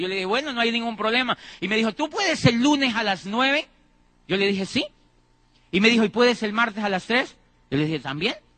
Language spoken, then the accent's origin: Spanish; Colombia; Yo, yo en mi país ya estaba diciendo que ese país no servía para nada. En Colombia